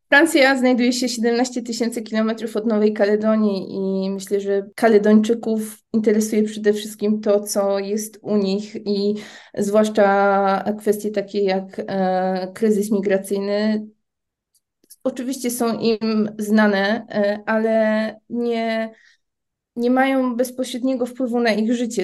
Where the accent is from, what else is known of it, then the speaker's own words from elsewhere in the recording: Poland; also born or lived in New Caledonia; jestem z Polski, nie mam obywatelstwa francuskiego